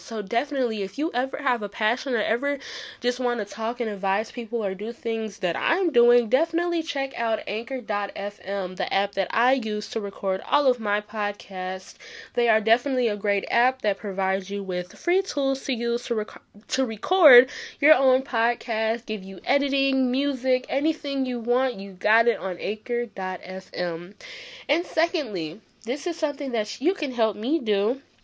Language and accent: English; Chicago, Illinois, United States; Chicago, my hometown